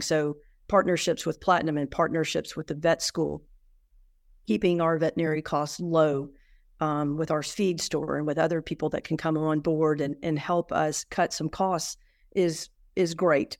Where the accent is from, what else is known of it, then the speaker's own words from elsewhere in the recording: Atlanta, Georgia, United States; moved away; I was raised in Atlanta